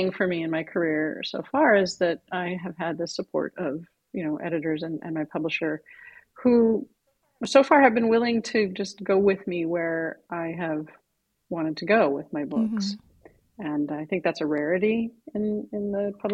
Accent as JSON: {"language": "English", "region": "Midwest", "country": "United States", "tie": "born or raised there", "said": "I grew up in the Midwest."}